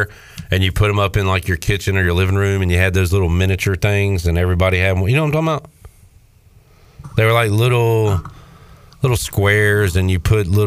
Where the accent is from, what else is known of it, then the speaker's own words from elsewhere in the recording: Winterville, North Carolina, United States; I'm from Winterville